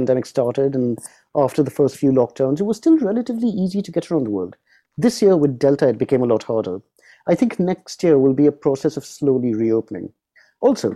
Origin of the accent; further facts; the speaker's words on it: United Kingdom; as a Brit